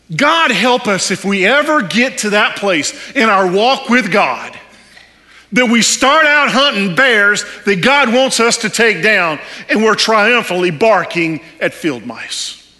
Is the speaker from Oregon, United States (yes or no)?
no; Texas, United States; I'm from Texas, and so is my wife. And if you couldn't tell by now with the accent, that's where we're from